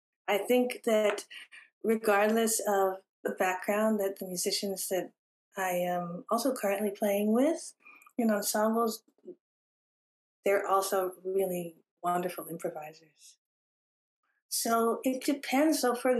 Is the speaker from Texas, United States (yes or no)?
no; California, United States; I grew up having my parents and siblings as immigrants, and I was born here in California.